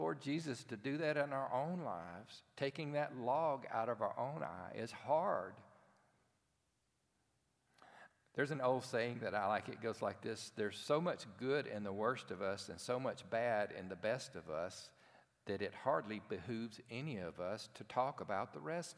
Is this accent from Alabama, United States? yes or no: yes; Cherokee, Alabama, United States; I grew up in a town called Cherokee, Alabama